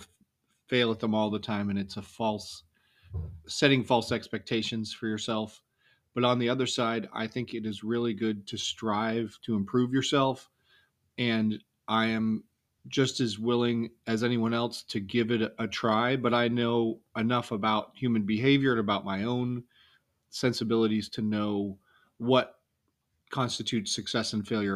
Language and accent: English; New England, United States; now in California, United States; I didn't have a lot of opportunities growing up in New England.